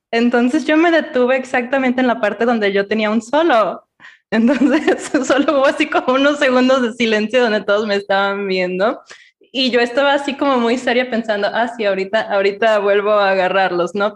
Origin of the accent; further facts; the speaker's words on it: Ciudad Guzmán, Jalisco, Mexico; yo soy de Ciudad Guzmán